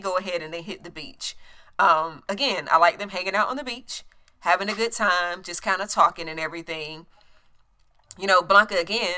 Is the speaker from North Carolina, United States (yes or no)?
yes; a small town in North Carolina, United States; I'm from a small town in North Carolina